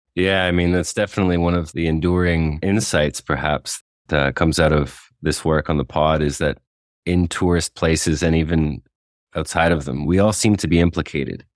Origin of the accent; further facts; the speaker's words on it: Canada; now in Oaxaca, Mexico; as a Canadian national